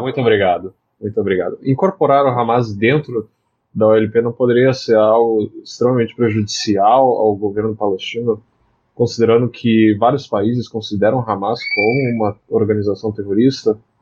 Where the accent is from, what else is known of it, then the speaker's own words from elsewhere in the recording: Brazil; eu sou brasileiro